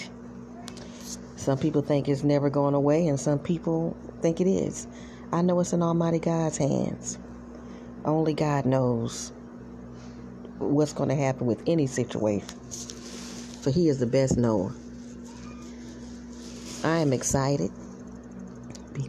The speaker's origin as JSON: {"language": "English", "region": "South Carolina", "country": "United States", "tie": "born or raised there", "said": "I was born and raised in South Carolina."}